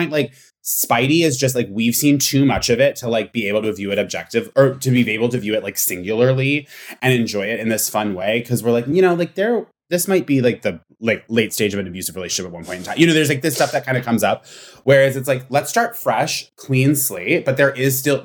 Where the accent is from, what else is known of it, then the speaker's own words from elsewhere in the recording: Vermont, United States; I'm from Vermont. I'm from Vermont, and there is a restaurant in my hometown that's owned by a cult